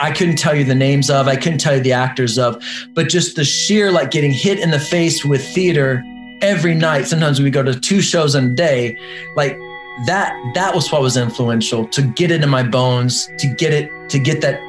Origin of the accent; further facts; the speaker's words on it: Little Rock, Arkansas, United States; moved away; I was from Little Rock, Arkansas, a smaller town